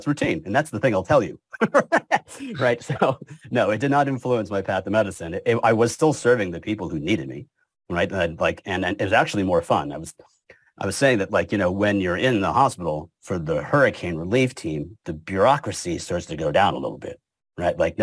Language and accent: English; Hamden, Connecticut, United States; moved away as an adult; also born or lived in Cheshire, Connecticut / New Haven, Connecticut / New Orleans, Louisiana; now in Louisiana, United States; I'm born and raised in Connecticut, Hamden, then Cheshire